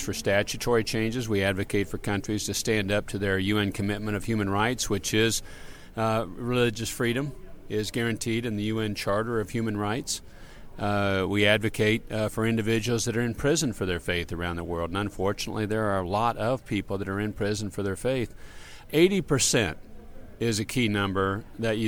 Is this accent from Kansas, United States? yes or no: yes; Kansas, United States; I'm American, raised in Kansas